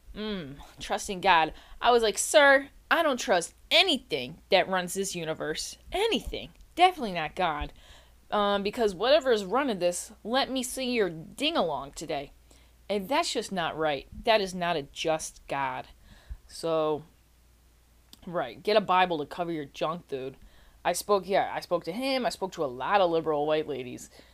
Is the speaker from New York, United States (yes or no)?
yes; New York, United States; I'm from New York, right? I'm from New York.